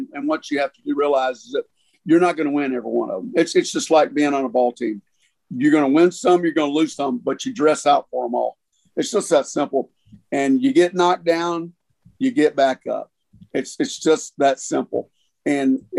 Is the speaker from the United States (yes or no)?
yes; Hot Springs, Arkansas, United States; moved away as an adult; also born or lived in Austin / Little Rock / Dallas / Los Angeles; I grew up here in Hot Springs, fifth generation